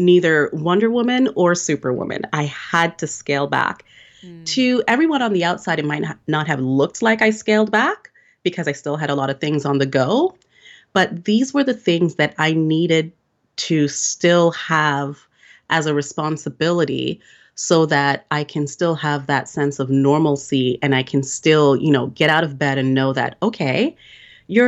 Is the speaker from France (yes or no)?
no; Jamaica; we're both from Jamaica